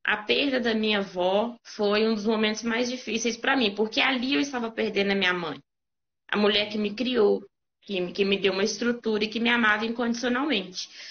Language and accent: Portuguese; Caeté, Minas Gerais, Brazil; eu sou de Caeté, né, o interior